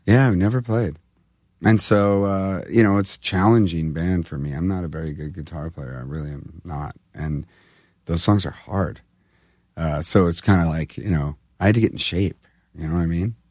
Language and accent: English; California, United States; I'm from California